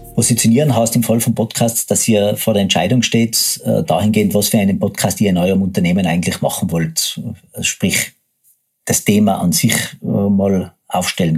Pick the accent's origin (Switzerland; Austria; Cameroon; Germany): Austria; Tyrol; accent: Tyrolean; moved away as an adult; now in Vienna, Austria; bin geborener Tiroler, lebe seit 15 Jahren in Wien und mein Tiroler Dialekt schlägt ab und an durch